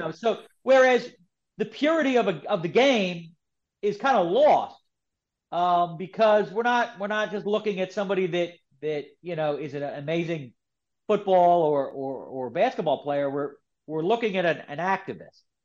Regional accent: Philadelphia, Pennsylvania, United States; I'm from Philadelphia, so I grew up with Kobe

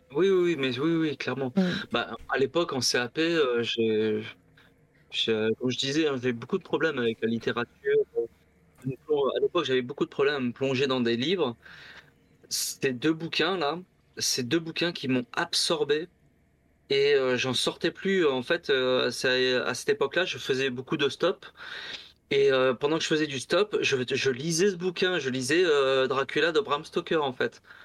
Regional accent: Bagnols-sur-Cèze, Occitania, France; also born or lived in Le Mans; je suis arrivé dans la région de bagnols sur 16, je devais avoir deux ans

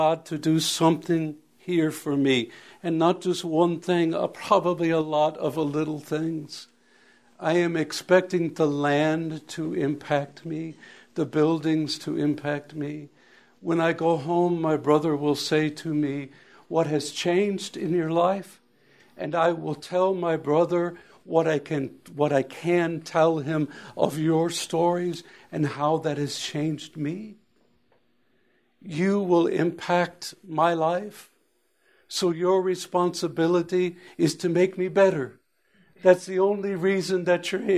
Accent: Alaska, United States; I was from Alaska

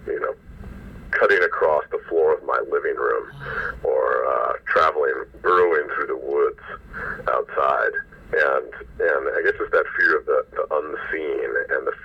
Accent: Oregon, United States; so I grew up in Oregon in the shadow of Lewis and Clark

